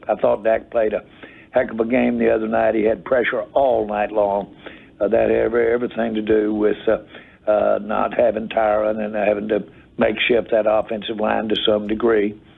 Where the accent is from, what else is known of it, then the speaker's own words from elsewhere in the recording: Massachusetts, United States; moved away; also born or lived in Manchester, New Hampshire; I'm originally from Massachusetts